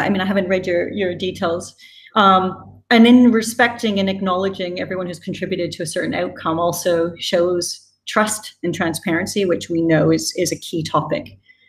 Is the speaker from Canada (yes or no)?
yes; British Columbia, Canada; also born or lived in United Kingdom; now in Singapore; Yeah, so I was born in Canada, spent my formative years there, but I think I've traveled a lot after 18 years in the UK. I think depending on who I'm with, my accent shifts. But actually now I live in Singapore.